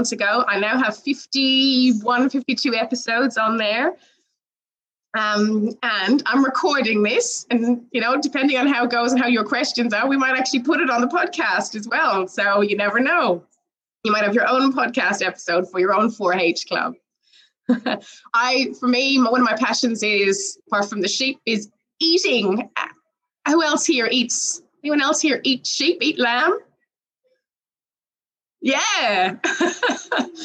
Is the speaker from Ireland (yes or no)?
yes; Ireland; now in Australia; Originally, I'm from Ireland